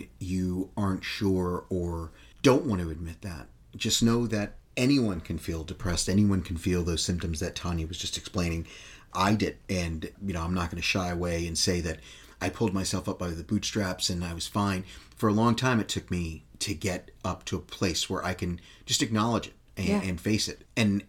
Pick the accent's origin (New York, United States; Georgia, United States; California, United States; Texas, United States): Texas, United States; I'm a vegetarian, but I'm still from Texas.